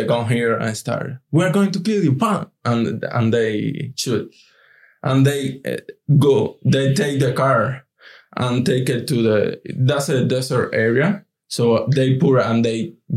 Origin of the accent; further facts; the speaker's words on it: Cuba; English is a second language; moved away as an adult; now in United States; who is Cuban? And we say, yes, we are